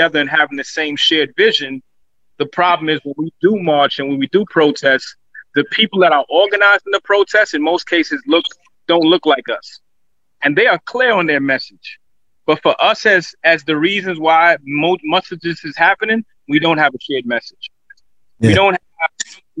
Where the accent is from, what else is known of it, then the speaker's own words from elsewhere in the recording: New York City, New York, United States; As a child growing up, I'm from Crown Heights.